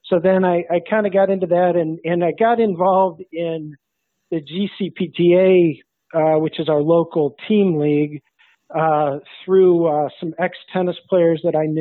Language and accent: English; South Bend, Indiana, United States; moved away as an adult; now in Cincinnati, United States; I grew up in South Bend, Indiana